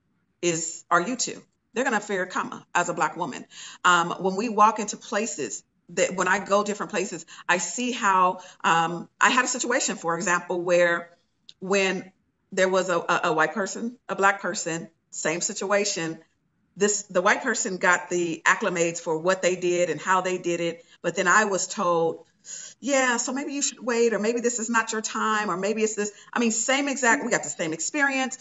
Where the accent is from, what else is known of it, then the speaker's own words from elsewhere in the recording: Inglewood, California, United States; I'm from Inglewood, California